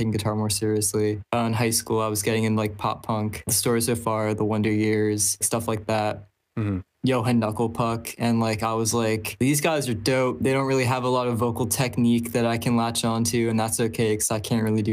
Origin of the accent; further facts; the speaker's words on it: Dover, Delaware, United States; I was born and raised in Delaware